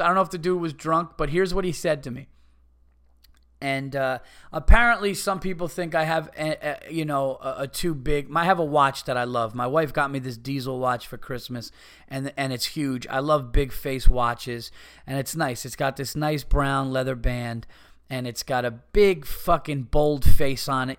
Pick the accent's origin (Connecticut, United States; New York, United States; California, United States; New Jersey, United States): New York, United States; Yonkers; I was born in Yonkers.